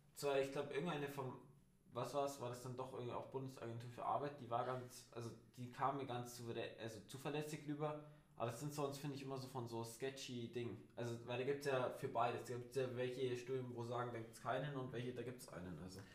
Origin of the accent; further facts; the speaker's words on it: Germany; bei uns in Deutschland